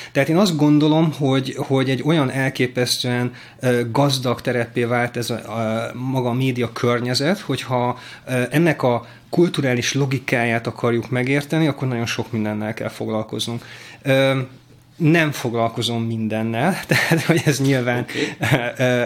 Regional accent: Hungary; én vidéken nőttem fel

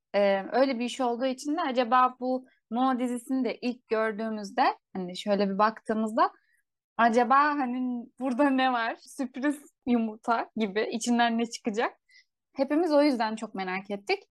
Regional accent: Turkey; bizim Türkiye'de

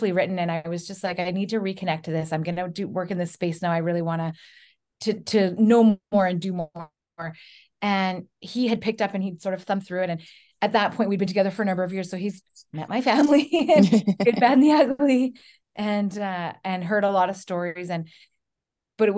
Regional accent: Williams Lake, British Columbia, Canada; I grew up in Williams Lake.

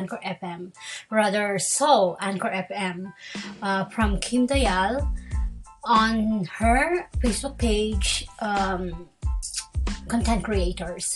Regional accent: Philippines; English is a second language; I am a Filipino who can speak English fluently, although I have a tone or accent.

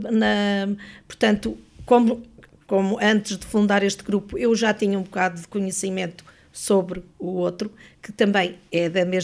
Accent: Lamego, Norte, Portugal; now in Lisbon, Portugal; Eu sou de Lamego.

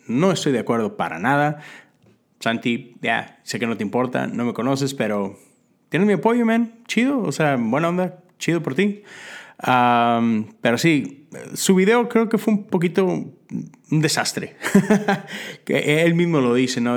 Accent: Mexico; moved away as an adult; now in Houston, United States; yo llegué de la Iglesia Metodista de México a la Iglesia Metodista Unida, acá en los Estados Unidos

